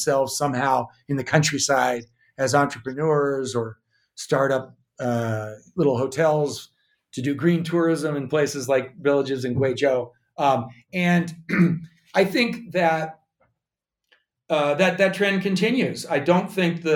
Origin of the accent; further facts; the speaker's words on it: Missoula, Montana, United States; moved away; I am now back in actually my hometown of Missoula, Montana